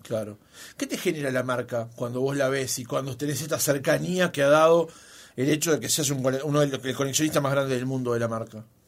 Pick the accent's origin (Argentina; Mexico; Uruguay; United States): Uruguay; siempre tenemos esa cosa de camisetear nosotros como los uruguayos